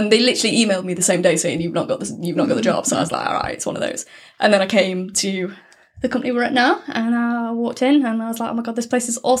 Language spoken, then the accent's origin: English; Manchester, North West England, United Kingdom; accent: northern; moved away as an adult; also born or lived in Lincoln; And I'm actually from Manchester. You can't tell from the northern tone in my voice at all in any way. But yeah, I'm originally from there.